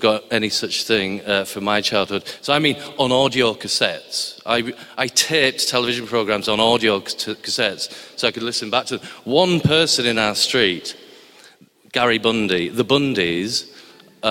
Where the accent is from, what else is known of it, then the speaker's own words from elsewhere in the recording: Barrow-in-Furness, North West England, United Kingdom; moved away; I come from a place called Barrow-in-Furness in Cumbria, which was in Lancashire when I was born, so forgive my accent.